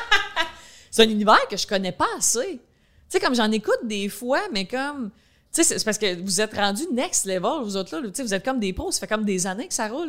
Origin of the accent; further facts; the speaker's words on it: Quebec, Canada; accent: countryside accent; j'ai un accent comme, tu sais, je viens de la campagne